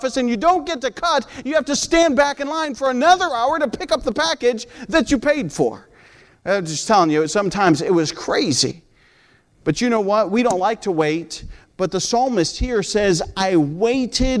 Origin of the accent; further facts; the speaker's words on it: United States; also born or lived in Peru; I'm an American